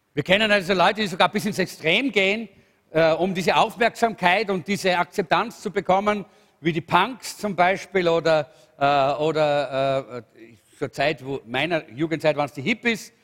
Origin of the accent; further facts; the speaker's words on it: Salzburg, Austria; in Salzburg, wo ich aufgewachsen bin